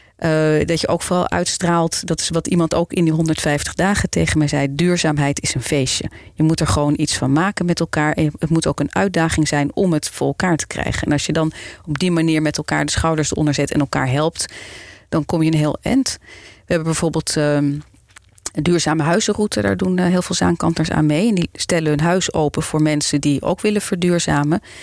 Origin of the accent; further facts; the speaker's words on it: Amsterdam, North Holland, Netherlands; moved away as an adult; now in Zaandam, Netherlands; Ik ben eh, geboren en getogen Amsterdammer. En ik woon sinds 2002 in Zaanstad